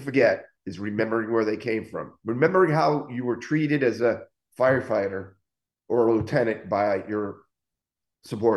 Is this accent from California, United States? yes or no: no; Waterbury, Connecticut, United States; moved away as an adult; also born or lived in Naugatuck, Connecticut / Boston, Massachusetts; I grew up in Waterbury, Connecticut, but Naugatuck, we were on the border